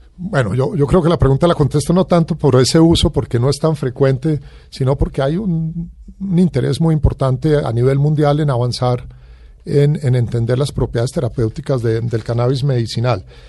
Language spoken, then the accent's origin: Spanish; Colombia; como colombiano